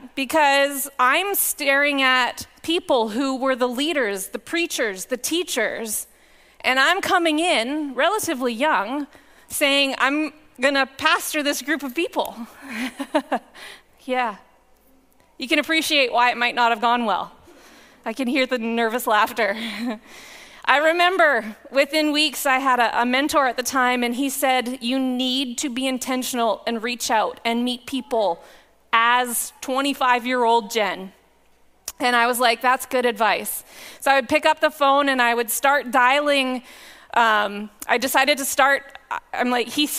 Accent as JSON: {"language": "English", "town": "Powell River", "region": "British Columbia", "country": "Canada", "tie": "born or raised there", "also_born_or_lived": "Lower Mainland, British Columbia", "moved": "as an adult", "said": "I grew up in Powell River, and I came to faith in the Four Square Church in Powell River"}